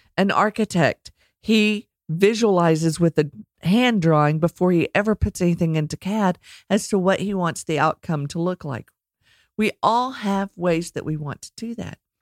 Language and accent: English; Texas, United States; accent: Texas; my Texas accent